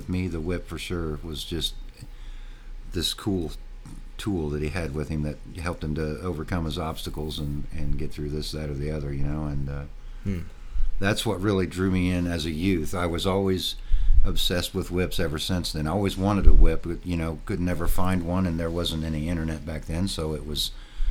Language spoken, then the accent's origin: English; Martinsville, Indiana, United States; I grew up south of Indianapolis in a little town called Martinsville